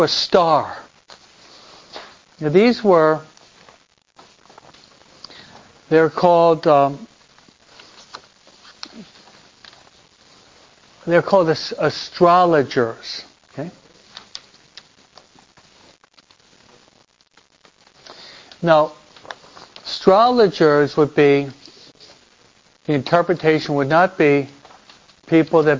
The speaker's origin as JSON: {"language": "English", "region": "East Coast", "country": "United States", "tie": "born or raised there", "moved": "yes", "lives_now": "Southern California, United States", "said": "I was brought up and raised on the East Coast"}